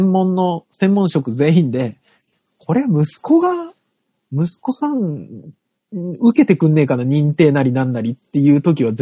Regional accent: Saitama, Japan; also born or lived in Tokyo; まあ最初ね、東京にいましたよ、何年か。で、まあ埼玉で育ってるんで埼玉出身ですけども

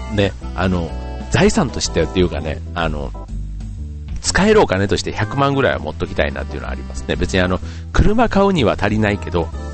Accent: Osaka, Japan; now in Kanto, Japan; 僕の実家の大阪

